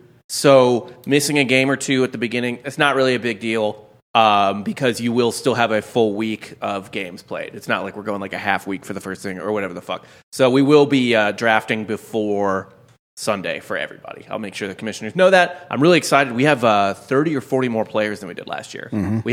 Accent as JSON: {"language": "English", "town": "St. Louis", "region": "Missouri", "country": "United States", "tie": "born or raised there", "said": "I grew up in St. Louis, and Pujols came up in 2004."}